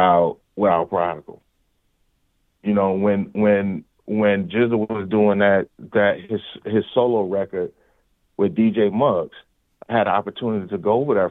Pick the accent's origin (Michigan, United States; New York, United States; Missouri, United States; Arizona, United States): Missouri, United States; St. Louis; growing up in St. Louis